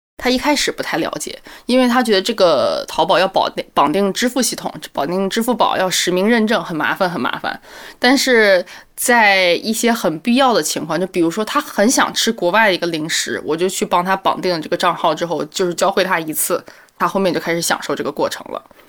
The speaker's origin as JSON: {"language": "Chinese", "region": "Hebei", "country": "China", "moved": "yes", "lives_now": "Beijing, China", "said": "我来自河北，现在在北京的一家新加坡公司做市场工作"}